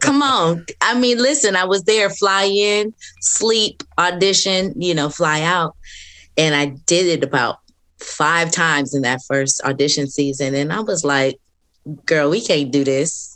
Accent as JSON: {"language": "English", "region": "Southern California", "country": "United States", "moved": "as an adult", "lives_now": "Atlanta, United States", "said": "I'm from California, from Southern California"}